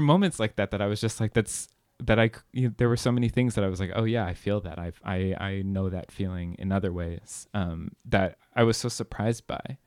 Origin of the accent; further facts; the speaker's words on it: California, United States; I grew up in California